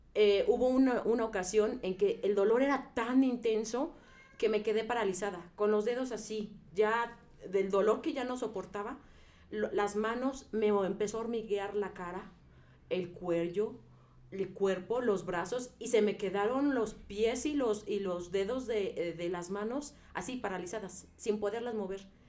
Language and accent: Spanish; Puebla, Mexico; moved away as an adult; yo soy del estado de Puebla y allá el clima es diferente al de aquí. Entonces, eh, yo llegué aquí a los 18 años